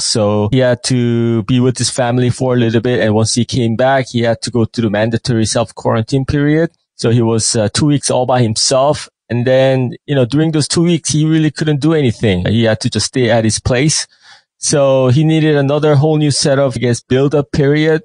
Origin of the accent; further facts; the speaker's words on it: New York, United States; moved away as an adult; now in South Korea; I was raised up in basically I spent most of my time in New York